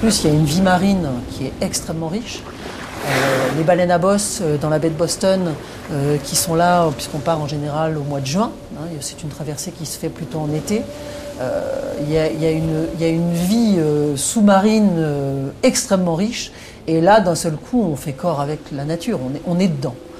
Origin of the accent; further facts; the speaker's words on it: Brittany, France; moved away; also born or lived in United States; Je rentrais des États-Unis où j'avais vécu pendant, pendant un peu moins de 12 ans. Et hum, c'est vrai qu'en rentrant en Bretagne